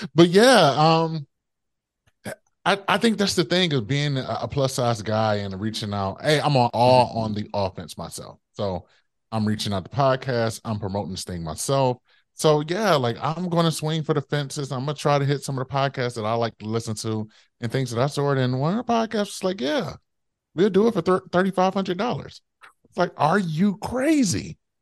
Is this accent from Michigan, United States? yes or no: yes; Detroit, Michigan, United States; my hometown, Detroit